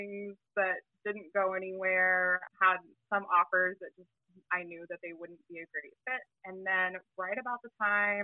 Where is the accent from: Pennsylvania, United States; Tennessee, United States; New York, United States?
Tennessee, United States; moved away as an adult; also born or lived in Portland; I'm originally from Tennessee, so I moved back with family